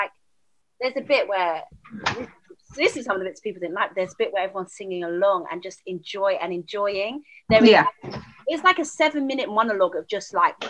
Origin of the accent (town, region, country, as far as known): United Kingdom